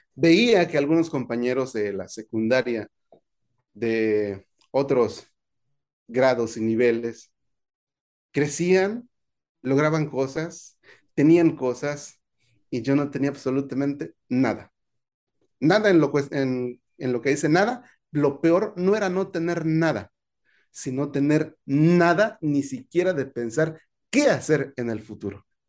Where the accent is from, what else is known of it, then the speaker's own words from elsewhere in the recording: Veracruz, Mexico; moved away as an adult; also born or lived in Nuevo León / Tamaulipas; A los 18, años, años, salí de mi pueblo natal